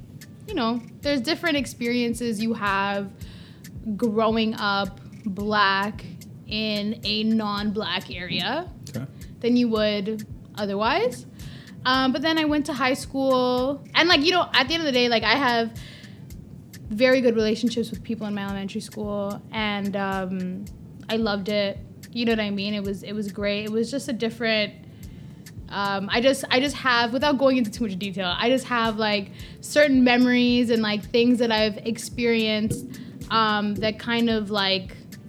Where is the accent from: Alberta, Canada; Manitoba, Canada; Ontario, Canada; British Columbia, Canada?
Ontario, Canada; Toronto; Listen, my parents weren't born here. I was born here first, okay?